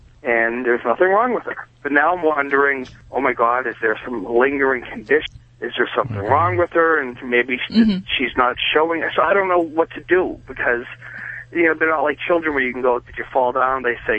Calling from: Boston, Massachusetts, United States; I'm calling from Boston.

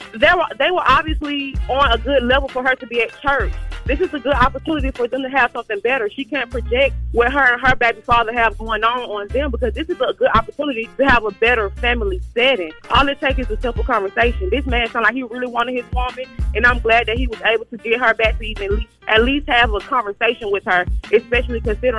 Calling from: Fayetteville, United States; calling from Fayetteville.

